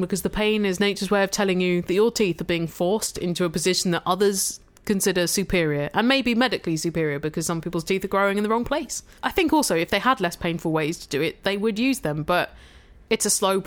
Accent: the South of England, United Kingdom; I'm from the South

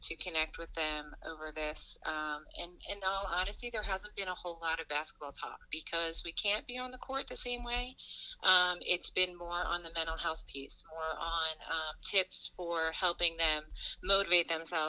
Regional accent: Springfield, Pennsylvania, United States; also born or lived in Scranton; I grew up in the area in like the Philadelphia suburbs, Springfield, Delaware County.

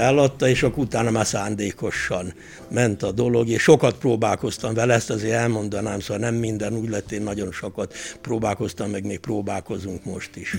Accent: Várdomb, Tolna, Hungary; also born or lived in Szekszárd / Gyöngyös; Várdomban, a szomszéd faluban, ahol születtem

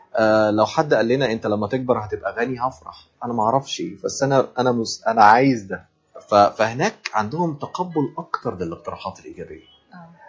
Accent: Egypt; عندنا في مصر

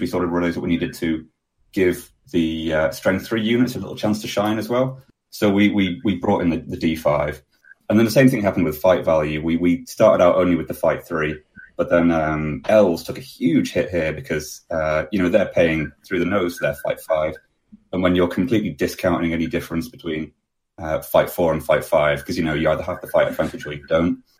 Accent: Manchester, North West England, United Kingdom; I'm from Manchester in the UK

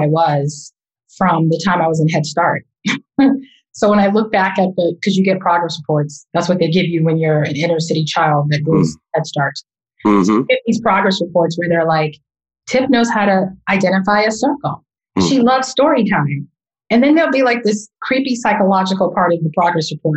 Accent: Boston, Massachusetts, United States; I was born and raised in Roxbury, Massachusetts

